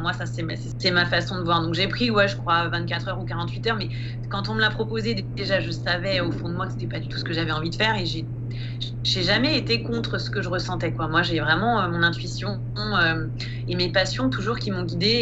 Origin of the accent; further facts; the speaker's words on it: Île-de-France, France; moved away as an adult; Moi, j'ai grandi en Île-de-France et je suis restée en Île-de-France jusqu'à mes 30 ans